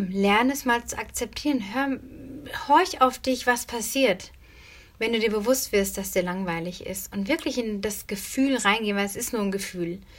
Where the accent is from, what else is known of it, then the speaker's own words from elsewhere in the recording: North Rhine-Westphalia, Germany; Also wenn ich früher an, an meine Kindheit denke, ich bin auf dem Dorf aufgewachsen, ähm, in Nordrhein-Westfalen, habe auf dem Land gelebt.